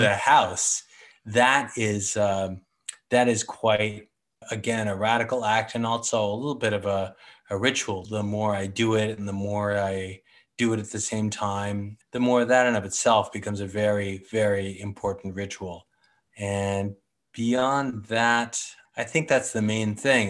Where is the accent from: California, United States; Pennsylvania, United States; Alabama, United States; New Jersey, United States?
California, United States; San Francisco; I was born on Telegraph Hill. Grew up there until college, really